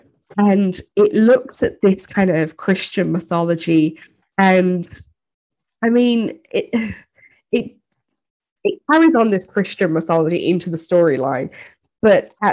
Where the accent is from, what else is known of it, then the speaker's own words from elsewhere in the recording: Ireland; I'm from Ireland, really Catholic country.